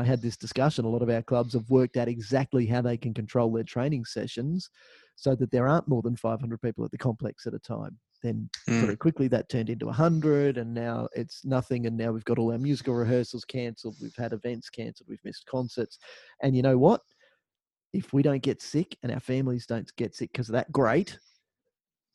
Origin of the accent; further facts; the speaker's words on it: Australia; we're Australian